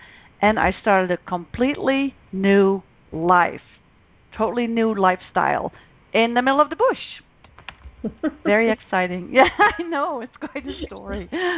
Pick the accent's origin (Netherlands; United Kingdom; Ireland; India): Netherlands; moved away as an adult; now in Canada; I came to Canada from Holland over 10 years ago. And the first time I landed in Canada was actually in 1999, and I've always known from that moment on that I needed to be here. So in the midst of midlife, I was 45, I made a really courageous decision. I left everything behind in Holland